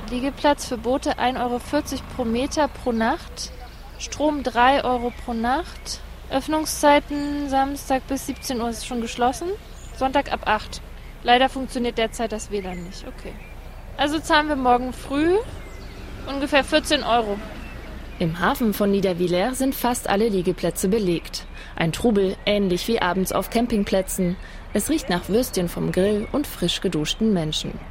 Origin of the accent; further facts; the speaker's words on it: Wetzlar, Hesse, Germany; Wir kommen aus Wetzlar